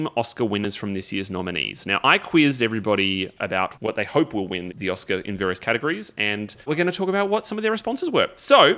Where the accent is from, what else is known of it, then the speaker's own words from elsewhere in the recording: Australia; as an Australian